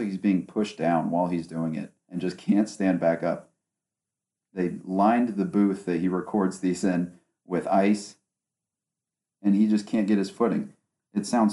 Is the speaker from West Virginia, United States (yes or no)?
yes; West Virginia, United States; now in Ohio, United States; I grew up in West Virginia, in between Ohio and West Virginia, because of all the family I have out there